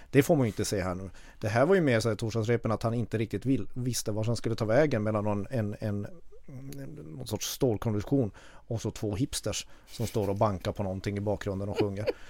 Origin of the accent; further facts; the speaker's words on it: Kiruna, Norrbotten County, Sweden; now in Stockholm, Sweden; jag kommer från Kiruna. Jag är uppvuxen med urfäderna till den här förbannade epadunken